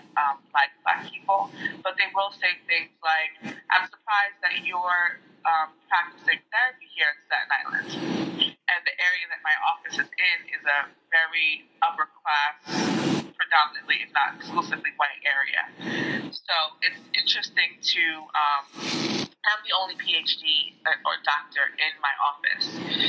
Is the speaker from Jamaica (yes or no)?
yes; Jamaica; So I was always identifying as a Jamaican person. And I think that that made me other from people around me anyway.